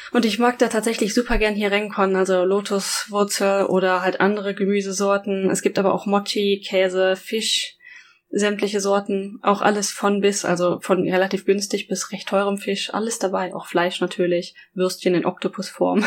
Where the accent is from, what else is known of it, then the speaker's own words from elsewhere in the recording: Germany; now in Japan; ich aus Deutschland